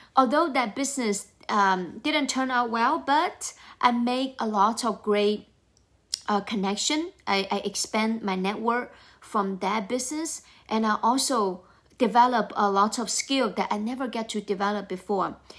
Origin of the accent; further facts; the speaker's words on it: China; moved away as an adult; now in United States; I grew up in China.